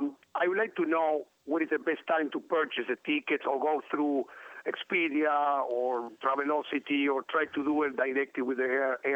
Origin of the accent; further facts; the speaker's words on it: Buenos Aires, Argentina; now in Defiance, United States; I'm original from there, but it's been 20 years since my last trip to there.